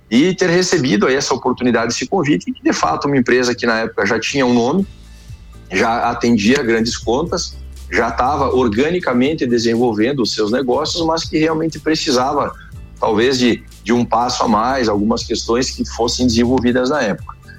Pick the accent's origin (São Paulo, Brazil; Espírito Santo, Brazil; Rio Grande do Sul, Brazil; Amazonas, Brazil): Rio Grande do Sul, Brazil; Erechim; moved away as an adult; now in Chapecó, Brazil; Eu sou natural de Erechim, no Rio Grande do Sul.